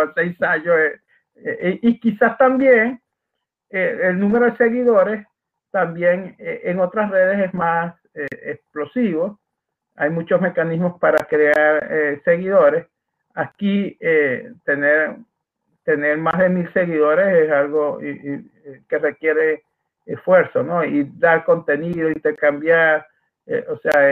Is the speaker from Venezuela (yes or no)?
yes; Maracaibo, Zulia, Venezuela; accent: Maracucho; una forma de hablar eh, en Venezuela, en Maracaibo, Estados Unidos, donde yo nací